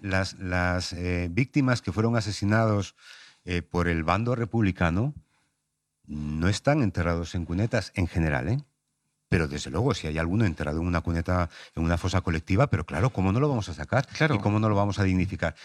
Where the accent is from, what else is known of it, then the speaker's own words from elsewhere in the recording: Palencia, Castile and León, Spain; now in Madrid, Spain; Yo soy de Palencia